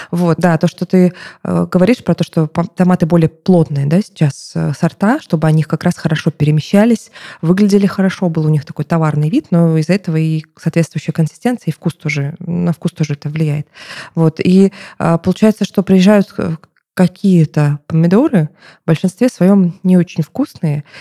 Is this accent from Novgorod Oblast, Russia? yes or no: no; Krasnodar Krai, Russia; born there; now in Moscow, Russia; потому что я родилась в Краснодарском крае, где помидоры и огурцы, как в Казахстане примерно